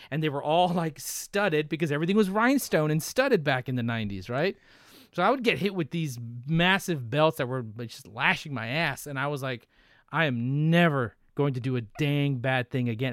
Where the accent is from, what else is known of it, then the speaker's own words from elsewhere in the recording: Brownsville, Texas, United States; moved away; I grew up in Brownsville